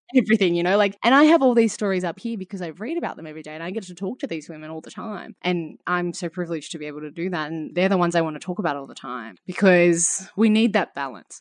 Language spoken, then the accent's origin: English; Australia; having it be some small part of your own identity as an Australian.